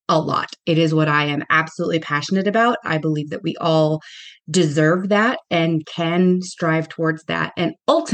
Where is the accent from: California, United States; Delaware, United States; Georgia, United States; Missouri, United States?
California, United States; Southern; moved away as an adult; now in New York, United States; I am originally from Southern California. I grew up there. And then I moved to New York when I was in my early 30s.